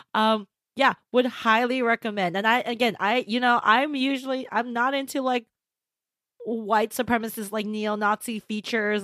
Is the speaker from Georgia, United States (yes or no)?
no; Southern California, United States; as a Californian, as a Southern Californian